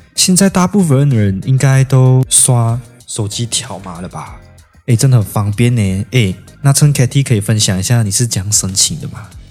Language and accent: Chinese; Malaysia; now in Taiwan; 来自马来西亚，目前是南台的学生，也是 S O S 乐团的鼓手